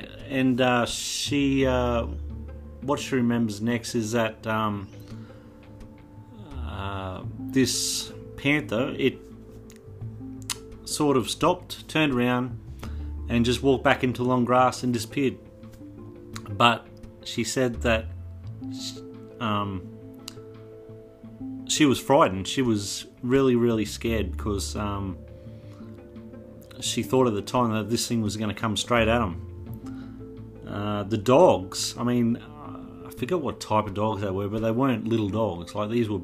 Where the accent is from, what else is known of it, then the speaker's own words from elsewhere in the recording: Toowoomba, Queensland, Australia; I'm from Toowoomba